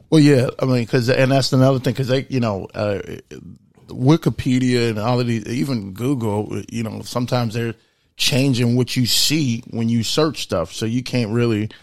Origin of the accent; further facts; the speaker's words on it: United States; I'm also very proud to be an American because I was born here and I'm an American first